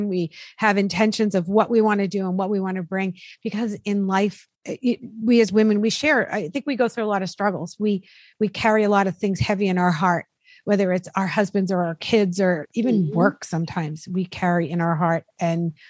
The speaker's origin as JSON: {"language": "English", "region": "Massachusetts", "country": "United States", "tie": "born or raised there", "moved": "yes", "lives_now": "New Jersey, United States", "said": "I grew up in Massachusetts and I have mm-hmm. friends from there still"}